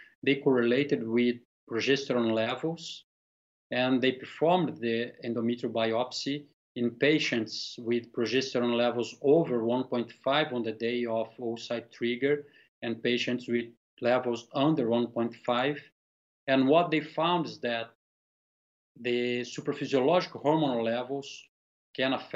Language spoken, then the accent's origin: English; Brazil; I'm from Brazil.